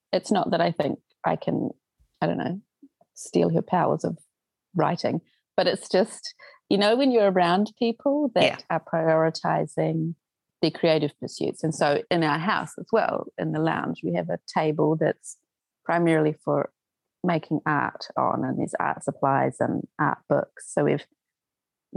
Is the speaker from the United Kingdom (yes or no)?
no; New Zealand; born or raised there; also born or lived in Auckland / Tauranga